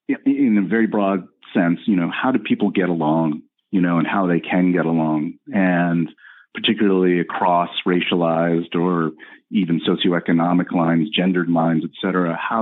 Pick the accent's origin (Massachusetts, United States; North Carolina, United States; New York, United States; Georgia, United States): Massachusetts, United States; Boston; moved away as an adult; now in Chicago, United States; I grew up in Boston, and my dad and mom came over here from the Philippines in 1968.